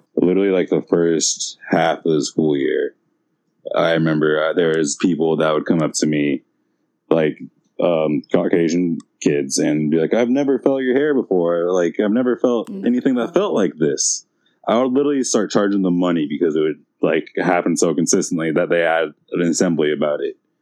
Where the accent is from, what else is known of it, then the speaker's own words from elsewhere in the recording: San Francisco, California, United States; growing up in San Francisco